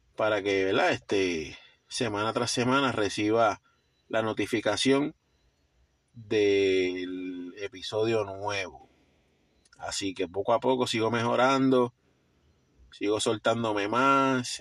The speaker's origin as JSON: {"language": "Spanish", "country": "Puerto Rico", "said": "somos puertorriqueños, estamos aquí"}